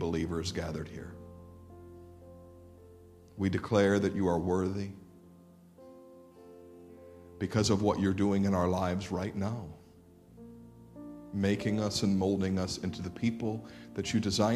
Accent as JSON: {"language": "English", "country": "United States", "said": "American Christians"}